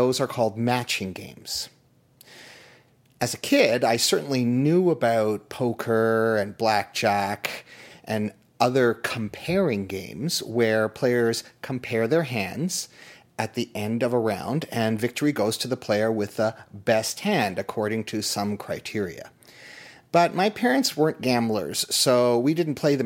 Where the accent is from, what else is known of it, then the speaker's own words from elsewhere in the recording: Toronto, Ontario, Canada; Growing up in Toronto in the 1970s